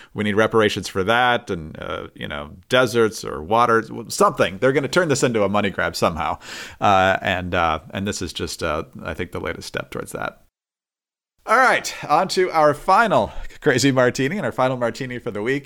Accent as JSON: {"language": "English", "region": "Upper Peninsula of Michigan", "country": "United States", "said": "I'm from the Upper Peninsula of Michigan"}